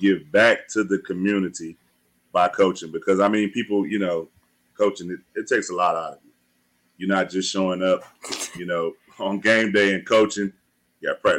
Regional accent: North Carolina, United States; I'm from North Carolina

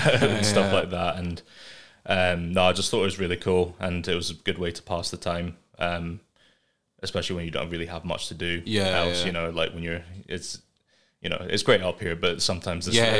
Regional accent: England, United Kingdom; born there; moved away; So I don't know if this is relevant or not, but so I was born in England. Mm-hmm. I came up here.

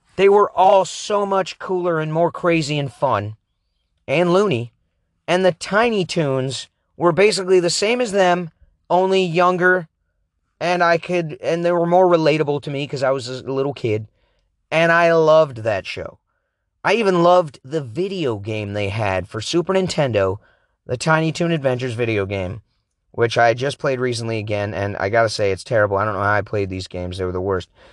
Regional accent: Oregon, United States; I grew up in Oregon

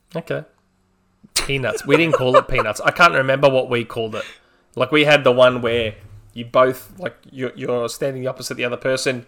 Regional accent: Australia; I'm Australian

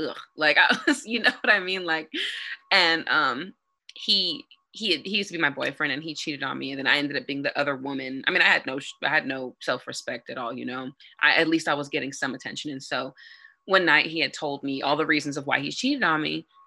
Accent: San Bernardino, California, United States; I'm a nobody from San Bernardino. San Bernardino is one of the most dangerous cities in America. I'm born and raised from there

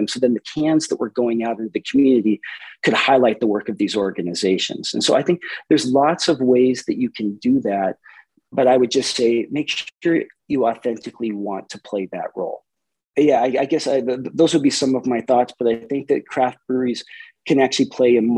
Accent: Helena, Montana, United States; moved away as an adult; also born or lived in Brazil; now in Missoula, United States; I'm from Helena, Montana originally.

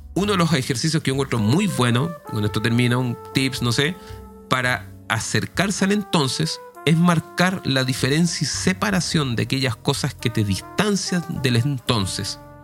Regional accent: Chile; mi pueblo es Chile

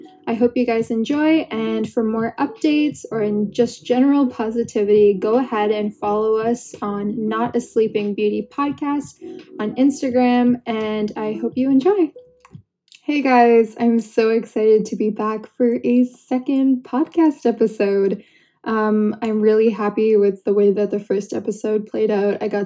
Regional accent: Canada; I'm Canadian too

